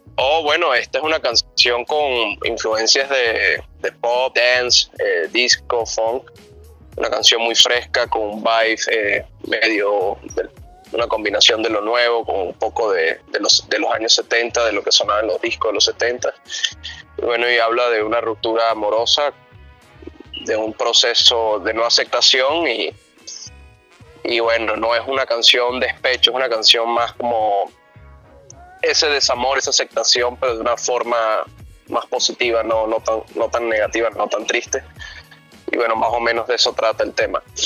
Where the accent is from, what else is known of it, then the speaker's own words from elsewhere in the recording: Venezuela; now in United States; yo soy de Venezuela